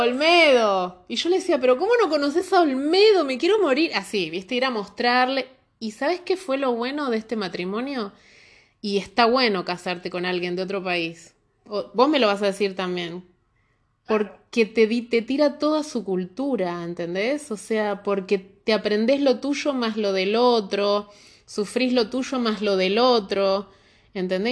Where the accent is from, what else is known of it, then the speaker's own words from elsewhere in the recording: Argentina; now in Santiago, Chile; nosotros los argentinos